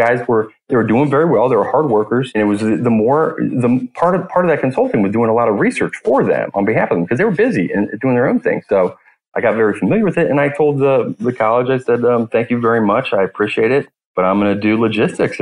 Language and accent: English; Cincinnati, Ohio, United States; also born or lived in Sarasota, Florida; I grew up here in Cincinnati, Ohio